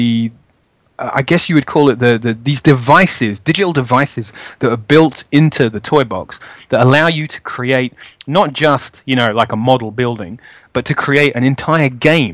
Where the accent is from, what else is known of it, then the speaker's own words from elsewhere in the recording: London, United Kingdom; I'm from Edmonton in North London.